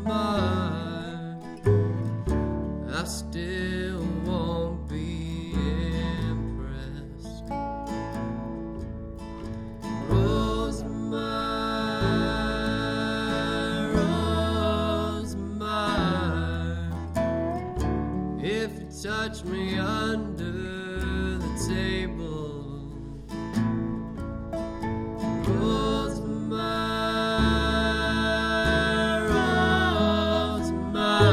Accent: Columbia, Missouri, United States; from Columbia, Missouri

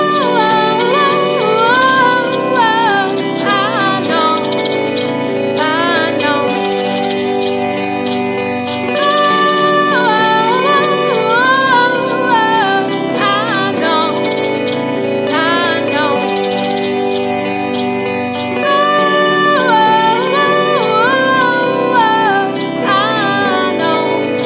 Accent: Maine, United States; also born or lived in Back Bay, Boston; now in Boston, United States; I'm from Maine. No, I live in Back Bay, actually.

